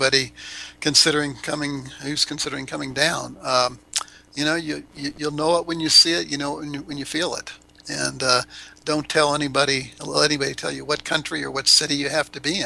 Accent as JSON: {"language": "English", "region": "Florida", "country": "United States", "also_born_or_lived": "Tallahassee, Florida", "moved": "as an adult", "lives_now": "Cuenca, Ecuador", "said": "I'm from Florida"}